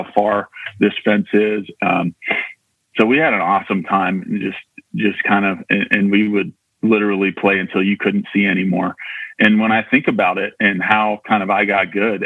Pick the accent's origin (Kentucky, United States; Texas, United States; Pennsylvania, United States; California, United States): California, United States; Loma Rica; I grew up out in Loma Rica, which is just outside of Marysville